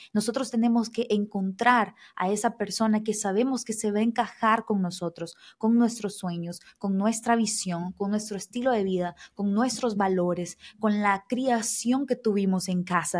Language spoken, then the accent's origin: Spanish; El Salvador; moved away as an adult; now in Brazil; yo soy salvadoreña, o sea, de Centroamérica